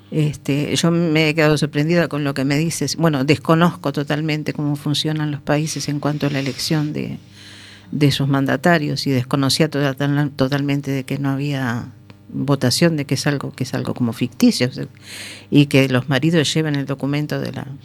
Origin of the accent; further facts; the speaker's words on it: Uruguay; now in Spain; porque yo soy uruguaya